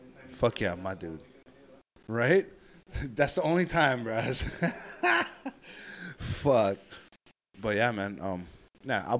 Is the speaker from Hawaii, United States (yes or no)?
yes; Hawaii, United States; I'm Hawaiian, you know, like, I'm a Hawaiian business owner doing this, operating it myself